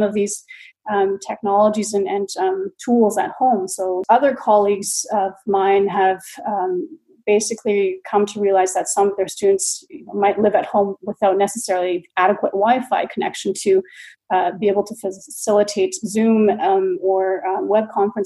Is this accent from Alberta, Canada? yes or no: no; BC, British Columbia, Canada; moved away as an adult; now in Dortmund, Germany; I'm a Canadian who's been based in Germany since 2012. So I have been educated and also practiced planning in Canada, in BC.